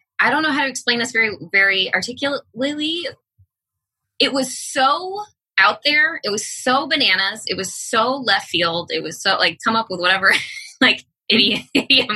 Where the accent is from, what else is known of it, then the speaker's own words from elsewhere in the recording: Bay Area, Northern California, United States; now in Los Angeles, United States; I grew up in Northern California in the Bay Area